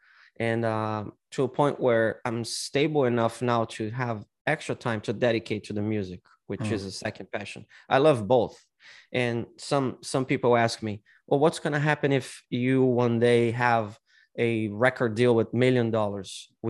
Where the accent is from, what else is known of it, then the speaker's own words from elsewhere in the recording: São Paulo, Brazil; São Paulo.